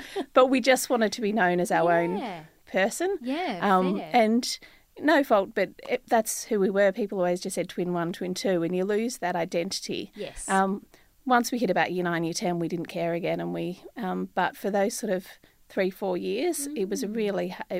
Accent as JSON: {"language": "English", "region": "Victoria", "country": "Australia", "tie": "born or raised there", "also_born_or_lived": "Tasmania", "said": "Born in Victoria. Mm-hmm. My dad was a bit of a gypsy, so we was in Victoria for a few months, and then we moved to Tasmania. We were living at Larinna, which was just overlooks Cradle Mountain, and then we spent 7 years in Tassie."}